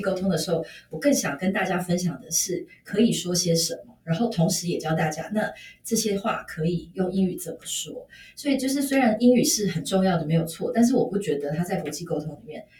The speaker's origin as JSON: {"language": "Chinese", "country": "Taiwan", "said": "我们台湾人"}